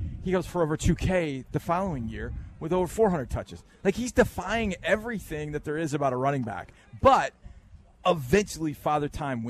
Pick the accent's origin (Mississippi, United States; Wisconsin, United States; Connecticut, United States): Wisconsin, United States; now in Houston, United States; I grew up in Wisconsin before I got here.